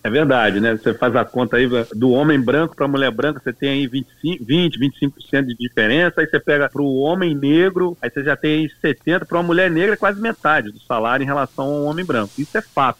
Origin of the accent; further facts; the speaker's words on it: Duque de Caxias, Rio de Janeiro, Brazil; nasci em Caxias, numa família pobre de negros, no Brasil